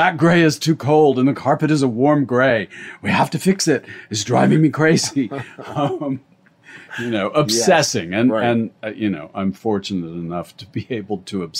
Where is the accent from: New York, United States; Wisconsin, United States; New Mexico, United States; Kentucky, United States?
New Mexico, United States; Santa Fe; also born or lived in London; now in Los Angeles, United States; I grew up in Santa Fe